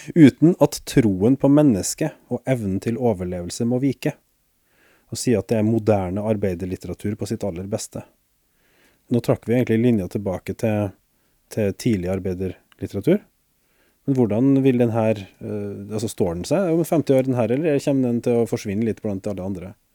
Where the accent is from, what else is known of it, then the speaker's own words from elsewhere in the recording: Norway; for meg som nordmann